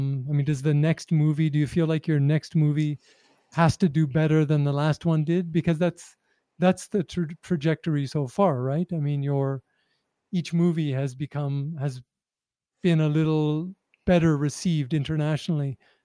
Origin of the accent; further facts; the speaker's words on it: Canada; if someone asked me about being a Canadian journalist, I would probably have a similar answer. Right. You can be critical about your country, but you still are of that country, and it's your home.